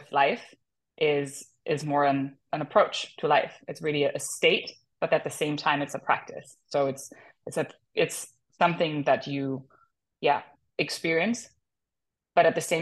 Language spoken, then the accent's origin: English; Germany; now in Los Angeles, United States; I'm from Germany originally. I live in LA now